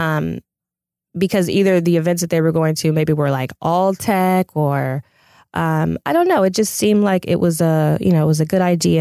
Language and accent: English; Pasadena, California, United States; I'm originally from Pasadena